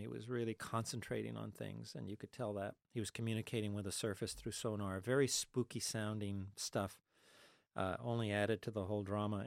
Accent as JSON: {"language": "English", "town": "Los Angeles", "region": "California", "country": "United States", "tie": "born or raised there", "also_born_or_lived": "Ithaca, New York", "moved": "yes", "said": "I was born in East L A in the middle of the Mexican barrio"}